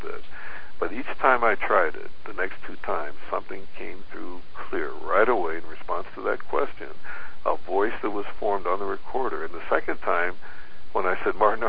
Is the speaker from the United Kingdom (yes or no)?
no; Philippines; being a Filipino person